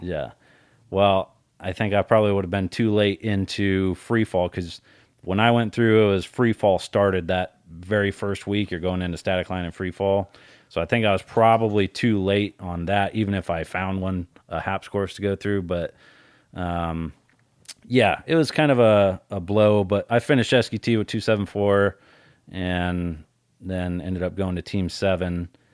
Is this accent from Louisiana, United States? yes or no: no; Colorado, United States; I grew up in Colorado.